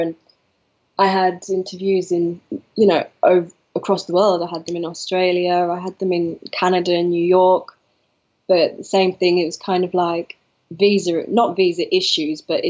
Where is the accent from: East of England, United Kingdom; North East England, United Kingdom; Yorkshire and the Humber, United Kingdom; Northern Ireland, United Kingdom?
North East England, United Kingdom; the North East; moved away as an adult; also born or lived in Manchester; I'm from the Northeast